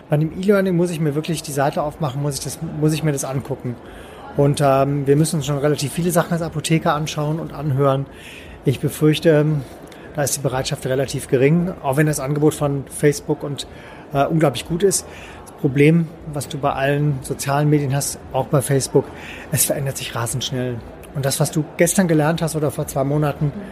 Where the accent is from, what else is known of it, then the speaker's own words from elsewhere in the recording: Cologne, North Rhine-Westphalia, Germany; Ich komme aus Köln, möchte in Köln. Ich möchte bei mir auf der Severinstraße verkaufen.